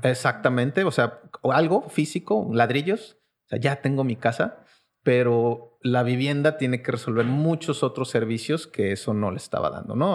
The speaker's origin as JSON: {"language": "Spanish", "region": "Querétaro", "country": "Mexico", "tie": "born or raised there", "also_born_or_lived": "Mexico City", "said": "pero crecí en la ciudad de Querétaro"}